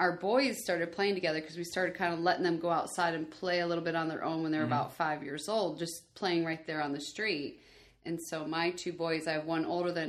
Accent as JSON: {"language": "English", "region": "Michigan", "country": "United States", "tie": "born or raised there", "also_born_or_lived": "Colorado Springs, Colorado / Louisiana / Normal, Illinois", "moved": "as an adult", "lives_now": "Tennessee, United States", "said": "And then before that, I lived in Louisiana. But I'm originally from Michigan. That's where I grew up, born and raised. But I moved from Michigan to Colorado Springs to Louisiana to Illinois."}